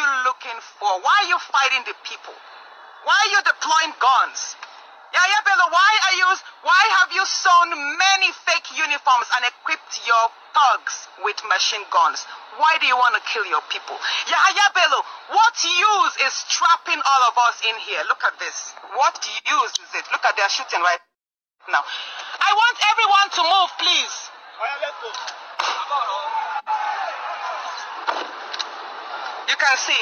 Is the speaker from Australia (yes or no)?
no; Okene/Okehi, Kogi, Nigeria; my hometown